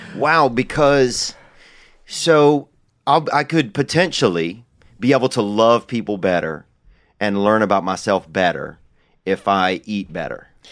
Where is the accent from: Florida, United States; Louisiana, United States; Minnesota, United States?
Louisiana, United States; now in Los Angeles, United States; I'm from Louisiana